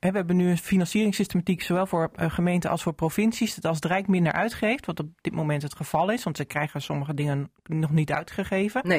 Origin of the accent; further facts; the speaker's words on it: northern Netherlands, Netherlands; Maar ik ben wel Noorderling.